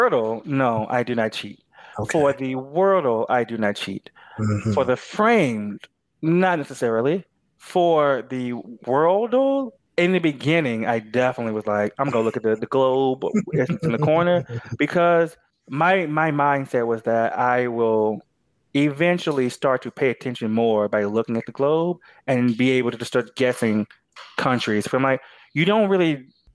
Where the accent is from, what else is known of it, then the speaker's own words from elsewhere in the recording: United States; I'm American